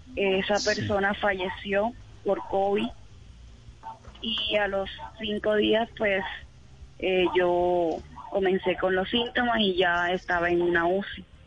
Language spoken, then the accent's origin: Spanish; Cartagena, Bolívar, Colombia; yo soy de Cartagena, Bolívar